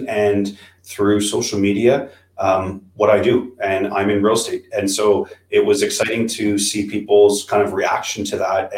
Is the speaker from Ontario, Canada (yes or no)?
yes; Ottawa, Ontario, Canada; born and raised in Ottawa